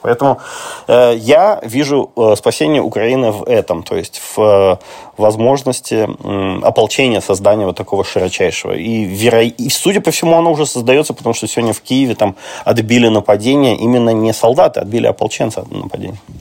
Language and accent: Russian; Russia; now in Lviv, Ukraine; я вот из России